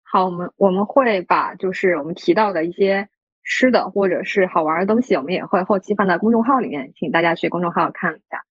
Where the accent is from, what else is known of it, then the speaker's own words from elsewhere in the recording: Yunnan, China; moved away; 我们老家云南那边